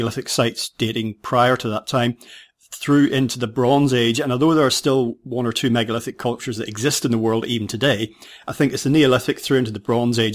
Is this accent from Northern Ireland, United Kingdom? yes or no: yes; Northern Ireland, United Kingdom; I grew up in Ireland, albeit in the north, so that's the United Kingdom